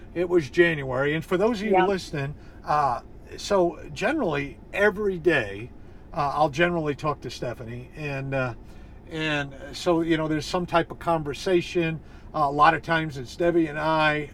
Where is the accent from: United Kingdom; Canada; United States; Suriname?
United States; New England; I'm from New England